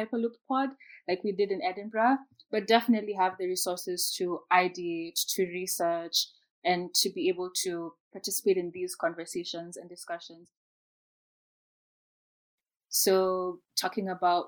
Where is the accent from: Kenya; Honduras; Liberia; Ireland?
Kenya; moved away as an adult; I'm from Kenya